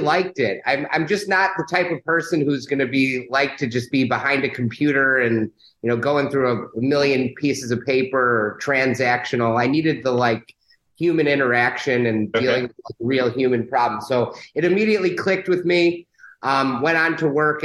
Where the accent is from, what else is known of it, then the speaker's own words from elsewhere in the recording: Chicago, Illinois, United States; I'm a Chicagoan, born and raised in Chicago